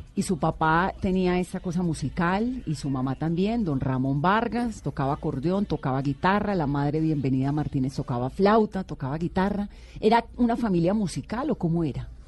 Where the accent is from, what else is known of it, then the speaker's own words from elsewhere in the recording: Cali, Valle del Cauca, Colombia; yo soy caleña